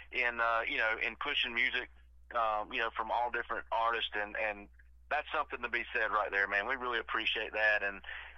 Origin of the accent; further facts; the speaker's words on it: the South, United States; we are from the South